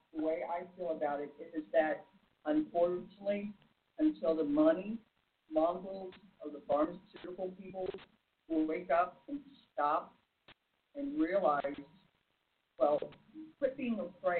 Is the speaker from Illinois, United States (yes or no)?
yes; Illinois, United States; such as my home state of Illinois